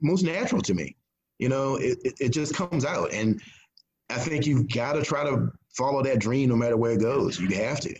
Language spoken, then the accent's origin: English; Gloucester, Virginia, United States; now in Mathews, United States; Gloucester, my hometown